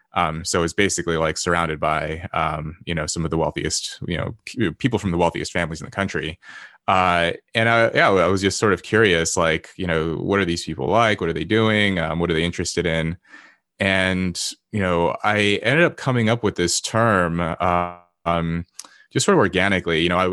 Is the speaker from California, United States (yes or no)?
yes; Los Angeles, California, United States; born there; I was born in Los Angeles to my mother, who, you know, very quickly became addicted to drugs shortly after I was born. She was an immigrant from South Korea